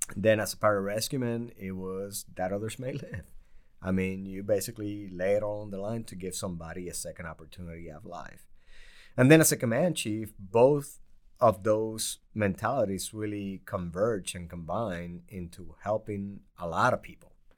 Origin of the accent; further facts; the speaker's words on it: Puerto Rico; moved away; also born or lived in New York / Bridgeport, Connecticut; I grew up poor in Puerto Rico